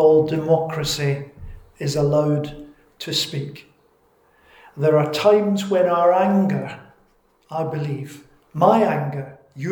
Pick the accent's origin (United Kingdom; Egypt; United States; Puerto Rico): United Kingdom; Scotland; I'm Scottish. It's my culture.